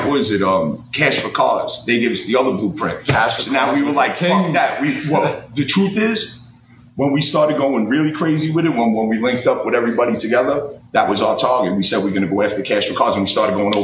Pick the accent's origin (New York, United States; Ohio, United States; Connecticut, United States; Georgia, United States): New York, United States; New York City; I was born in Sunset Park, 61st Street